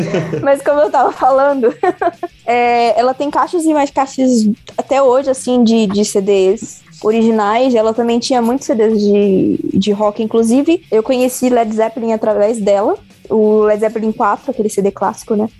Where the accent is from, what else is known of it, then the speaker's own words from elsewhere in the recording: Campos dos Goytacazes, Rio de Janeiro, Brazil; now in São Paulo, Brazil; em Campos, no interior do Rio, onde eu nasci